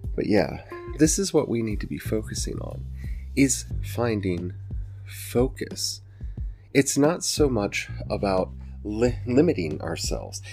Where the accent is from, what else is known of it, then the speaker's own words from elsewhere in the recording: the Ozarks, United States; I'm from the Ozarks and y'all know that because my accent comes out and I say y'all all the time